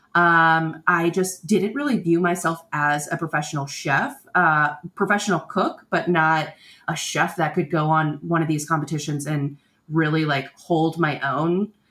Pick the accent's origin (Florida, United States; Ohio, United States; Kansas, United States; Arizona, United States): Florida, United States; Tampa; I grew up in Florida